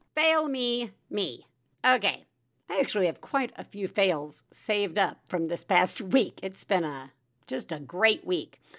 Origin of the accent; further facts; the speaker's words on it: Alabama, United States; I am from Alabama, we get Hulu Live